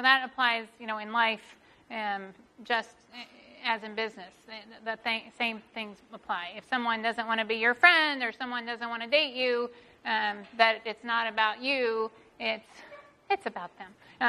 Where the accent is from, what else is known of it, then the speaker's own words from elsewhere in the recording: the South, United States; I think growing up in the South, and like my parents were farmers